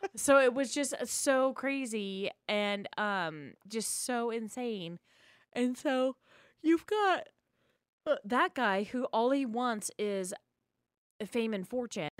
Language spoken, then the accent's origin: English; Spokane, Washington, United States; where I grew up in Spokane